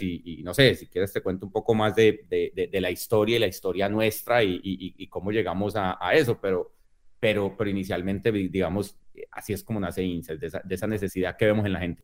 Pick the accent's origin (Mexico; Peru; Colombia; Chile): Colombia; yo crecí precisamente en Colombia